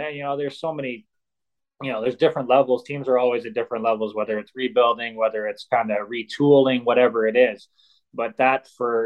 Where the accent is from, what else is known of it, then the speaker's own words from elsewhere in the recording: Plymouth, Michigan, United States; I grew up playing in Plymouth at Detroit Compuware